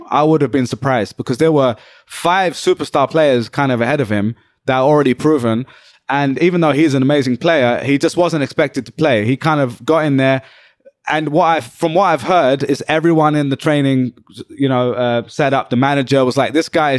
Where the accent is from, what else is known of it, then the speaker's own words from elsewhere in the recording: United Kingdom; moved away as an adult; now in New York, United States; I'm British. But in the UK, I always felt like the Pakistani guy